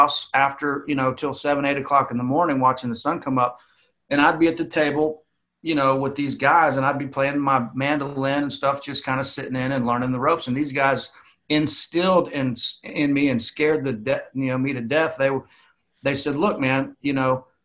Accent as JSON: {"language": "English", "country": "United States", "tie": "born or raised there", "also_born_or_lived": "Nashville", "moved": "yes", "said": "I'm from like South Alabama, Florida"}